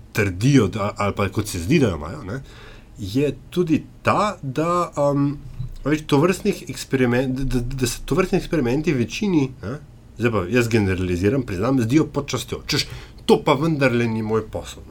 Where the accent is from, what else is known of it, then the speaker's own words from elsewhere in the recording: Slovenia; Slovenci smo